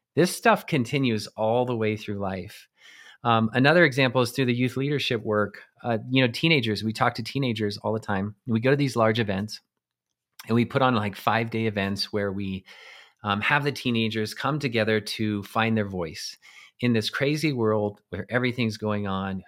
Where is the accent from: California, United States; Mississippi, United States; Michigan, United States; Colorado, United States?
Colorado, United States; eastern plains of; I grew up in Colorado on the eastern plains in a small town.